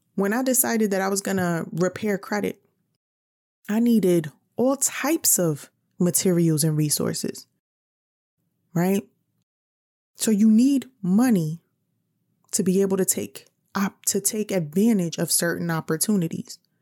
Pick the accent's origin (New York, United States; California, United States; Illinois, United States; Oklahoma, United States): New York, United States; I'm from New York